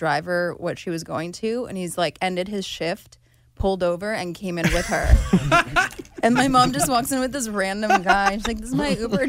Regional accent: Hungary; moved away; I was born there

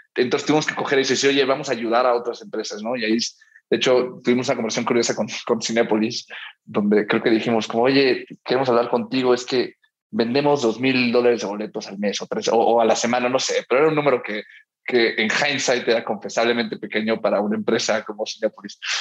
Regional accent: Miami, Florida, United States; now in Mexico City, Mexico; yo crecí en Miami

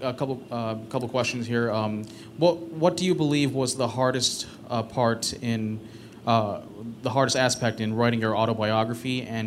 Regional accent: Chicago, Illinois, United States; I'm from born and raised in Chicago, Illinois.

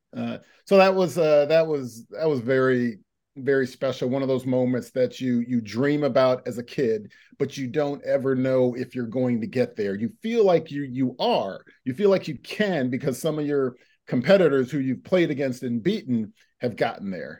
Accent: United States; being an American

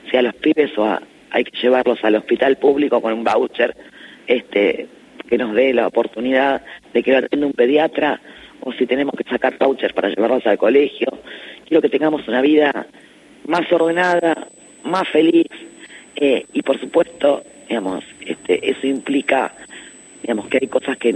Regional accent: Buenos Aires Province, Argentina; La verdad que los bonaerenses estamos haciendo un trabajo muy intenso en estos días, barrio por barrio, casa por casa

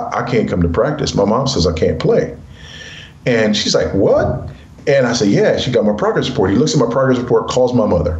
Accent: Los Angeles, California, United States; moved away as an adult; I was raised in South Central Los Angeles by a single teenage mother

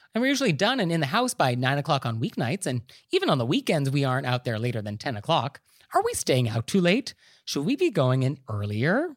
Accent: Marin County, California, United States; I'm actually from Marin County, and we are famous for our hot tubs

